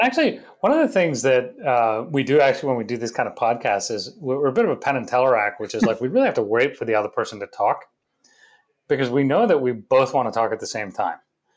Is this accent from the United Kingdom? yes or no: yes; England, United Kingdom; also born or lived in India / Florida / Rochester, New York; now in United States; So we were born in India. We grew up in England for the early part of our childhood. lived in Florida for a little bit.